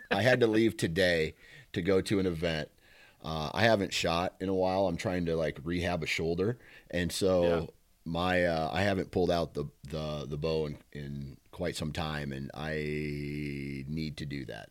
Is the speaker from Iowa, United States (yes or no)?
yes; Iowa, United States; I'm from Iowa